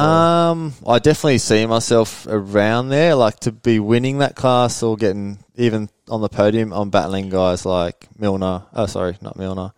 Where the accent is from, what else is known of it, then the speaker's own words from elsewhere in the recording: Sweden; moved away as an adult; now in Australia; we moved back to Sweden uh, 94